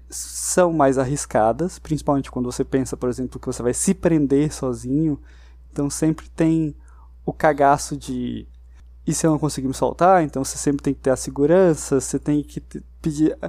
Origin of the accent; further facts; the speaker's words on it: Brazil; a gente, como brasileiro